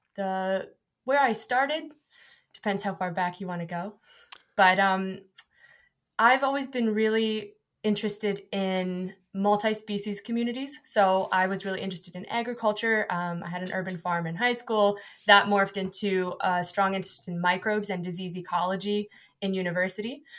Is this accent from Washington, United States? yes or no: yes; Seattle, Washington, United States; moved away as an adult; now in United Kingdom; I'm from Washington State